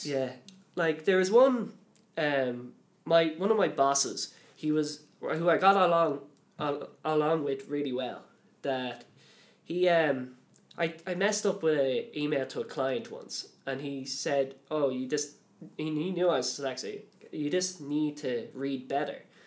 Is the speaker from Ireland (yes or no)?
yes; Dublin, Leinster, Ireland; I'm from Dublin